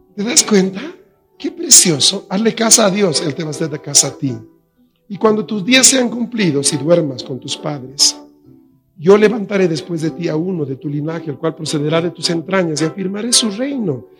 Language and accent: Spanish; La Paz, Bolivia; en La Paz tenemos buen agua